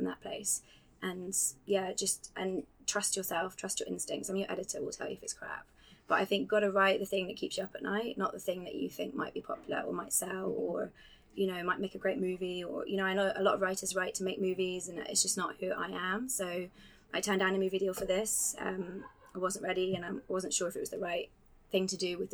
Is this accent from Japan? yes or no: no; Scotland, United Kingdom; moved away as an adult; I moved to Scotland when I was 5 and grew up there for 20 years